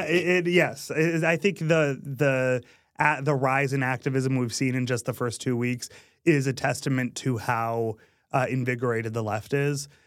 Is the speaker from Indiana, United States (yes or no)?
no; Massachusetts, United States; I grew up in Massachusetts